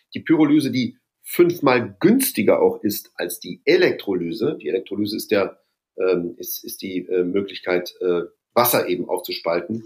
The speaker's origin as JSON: {"language": "German", "town": "Duisburg", "region": "North Rhine-Westphalia", "country": "Germany", "tie": "born or raised there", "also_born_or_lived": "Bonn", "moved": "as an adult", "lives_now": "Brussels, Belgium", "said": "Bin ja ein Kind des Ruhrgebiets"}